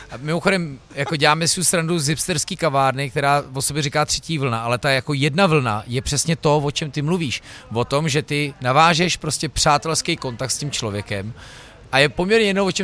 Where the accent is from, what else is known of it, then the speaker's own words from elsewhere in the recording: Prague, Czechia; já přijdu do Brna jako Pražák